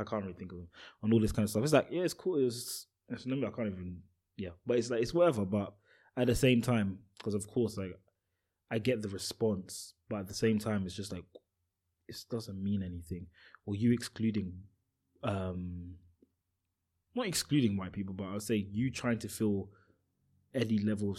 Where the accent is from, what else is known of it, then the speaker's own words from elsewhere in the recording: Nigeria; you being Ghanaian and me being Nigerian